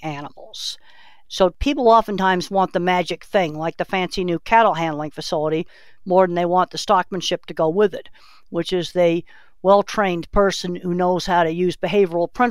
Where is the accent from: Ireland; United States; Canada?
United States; Boston, Massachusetts; moved away; I was raised in Boston, Massachusetts